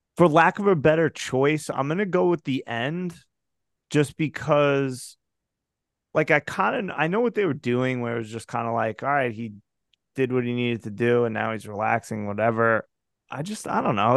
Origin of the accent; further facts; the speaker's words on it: United States; I'm an American